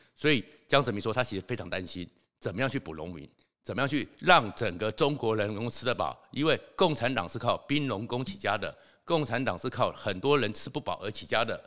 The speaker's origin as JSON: {"language": "Chinese", "country": "Taiwan", "said": "因为我们台湾过去的时候，一年出生，像我那个年代。一年出生是十五万，因为我是属龙的"}